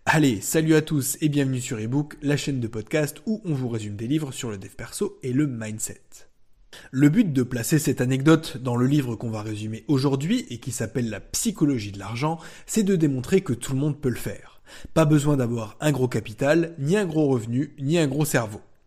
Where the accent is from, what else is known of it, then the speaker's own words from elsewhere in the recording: France; chez nous en France